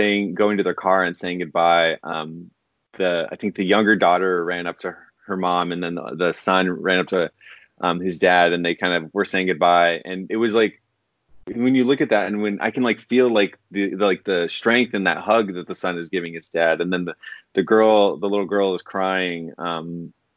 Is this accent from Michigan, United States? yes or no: no; Portland, Oregon, United States; I grew up in the Portland area